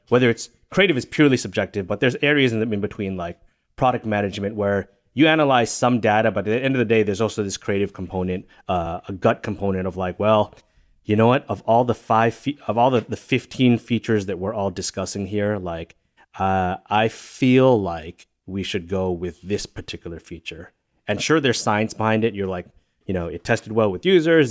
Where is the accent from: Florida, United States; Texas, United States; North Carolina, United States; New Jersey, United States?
New Jersey, United States; also born or lived in Singapore / Massachusetts / New York; I really think of New Jersey as my home or, uh, the, the home of my, my childhood experience and my formative years